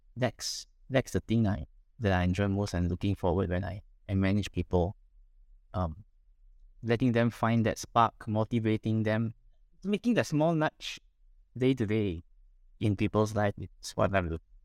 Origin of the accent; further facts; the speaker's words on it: Penang, Malaysia; I was born in Penang, raised up in Penang, uh, studied in Penang, graduated in Penang, worked in Penang.